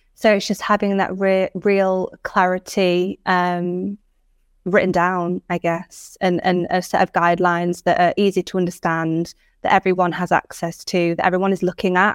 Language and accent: English; Cumbria, North West England, United Kingdom; also born or lived in Manchester; I'm an, a northern lass from, I'm from Cumbria. I spent many years in Manchester